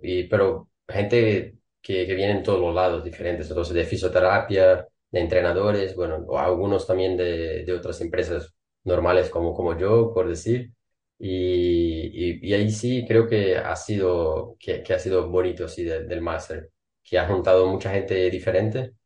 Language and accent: Spanish; Brazil; Spanish is a second language; moved away as an adult; now in Denmark; soy brasileño